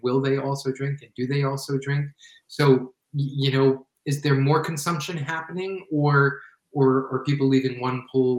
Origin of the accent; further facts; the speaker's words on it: Colorado, United States; somebody said C because I'm from Colorado.